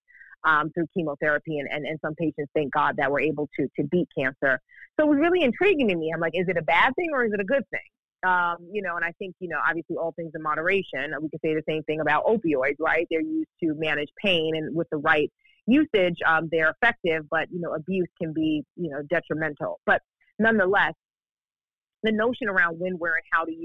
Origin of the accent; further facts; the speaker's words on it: New York City, New York, United States; Growing up in New York, I grew up in Brooklyn, New York